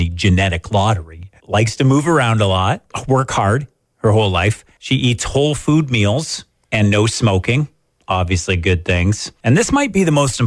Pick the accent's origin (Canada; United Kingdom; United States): Canada; Wingham, Ontario; I come from the Wingham area